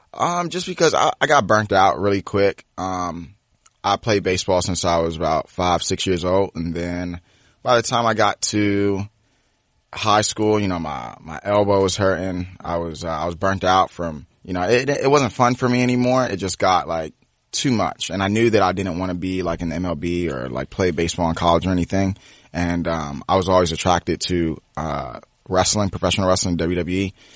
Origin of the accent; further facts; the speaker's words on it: Cheverly, Maryland, United States; also born or lived in Washington, D.C. / New Carrollton, Maryland / Lanham, Maryland; Grew up Cheverly, Maryland, uh, and then went back and forth from D C and, uh, New Carrollton